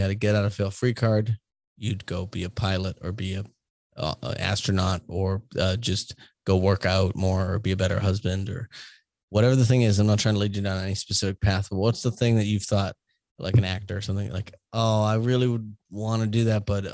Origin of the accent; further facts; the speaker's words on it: Boston, Massachusetts, United States; moved away; I'm from Boston, we can have shitty tone and sound like judgmental, especially when I left Boston